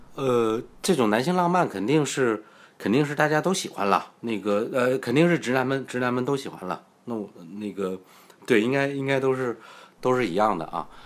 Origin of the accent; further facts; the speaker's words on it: China; 我们都是内地人嘛